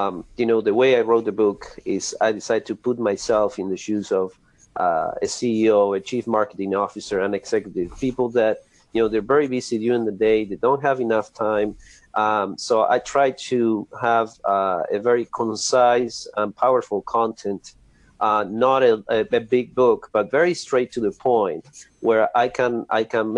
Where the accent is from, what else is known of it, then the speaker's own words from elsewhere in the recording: Argentina; moved away as an adult; also born or lived in Buenos Aires, Argentina; now in Central Florida, United States; I was born and raised in Argentina.